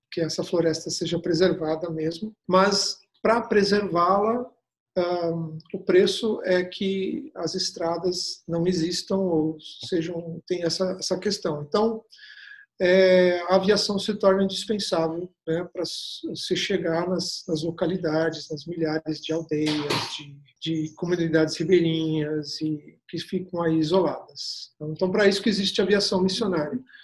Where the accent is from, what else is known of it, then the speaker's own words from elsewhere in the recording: Curitiba, Paraná, Brazil; eu sou natural de Curitiba, Paraná